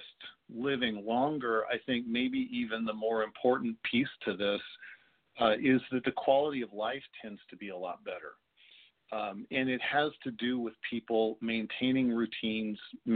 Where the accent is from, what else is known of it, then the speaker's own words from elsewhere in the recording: Southern California, United States; I was raised locally here in Southern California